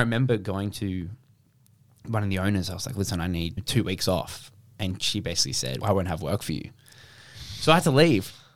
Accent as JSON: {"language": "English", "town": "Brisbane", "region": "Queensland", "country": "Australia", "moved": "as an adult", "lives_now": "Melbourne, Australia", "said": "I was from Brisbane"}